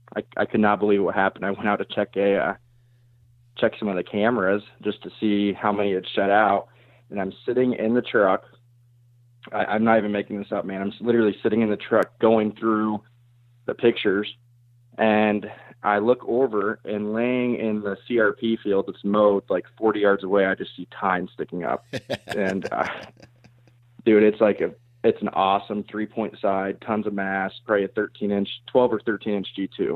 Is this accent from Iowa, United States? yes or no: yes; Iowa, United States; So I'm from South Central Iowa. I actually live just outside of Knoxville.